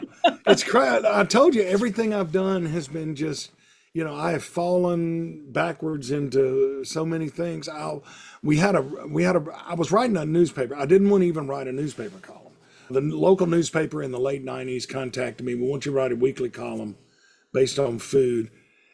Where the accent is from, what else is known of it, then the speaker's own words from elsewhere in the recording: the South, United States; I would have stories about food in the South and growing up in the South, like I do in the column.